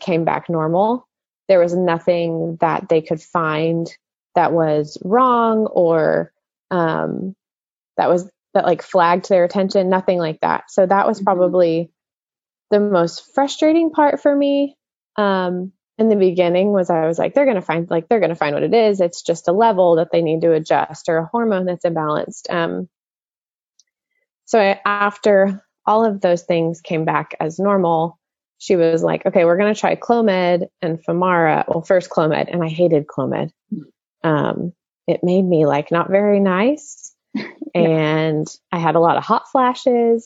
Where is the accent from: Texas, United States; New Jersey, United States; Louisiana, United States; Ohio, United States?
Texas, United States; Dallas-Fort Worth area; I grew up in the Dallas-Fort Worth area my whole life